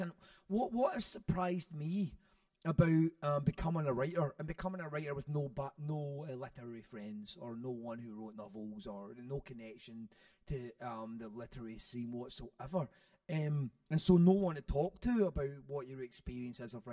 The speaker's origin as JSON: {"language": "English", "town": "Airdrie", "region": "Scotland", "country": "United Kingdom", "tie": "born or raised there", "also_born_or_lived": "Shettleston, Glasgow", "said": "I was growing up in Airdrie"}